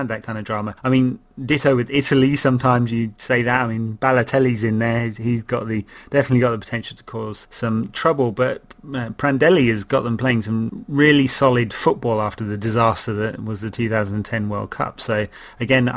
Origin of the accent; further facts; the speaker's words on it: England, United Kingdom; I'm English